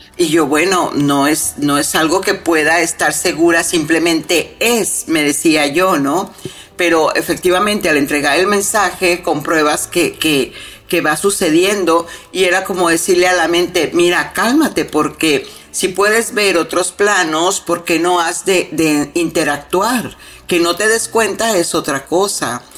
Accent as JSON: {"language": "Spanish", "country": "Mexico", "said": "soy mexicana"}